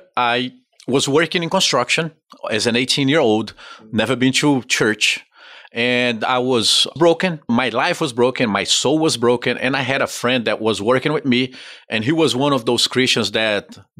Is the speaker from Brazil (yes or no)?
yes; Brazil; moved away as an adult; also born or lived in Pompano Beach, Florida; now in United States; I'm actually from Brazil.